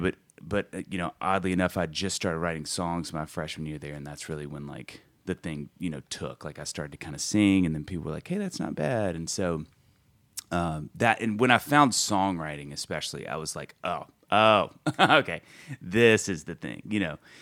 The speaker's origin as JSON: {"language": "English", "town": "Kosciusko", "region": "Mississippi", "country": "United States", "tie": "born or raised there", "also_born_or_lived": "Columbia, South Carolina", "said": "we moved to Kosciuszko, Mississippi"}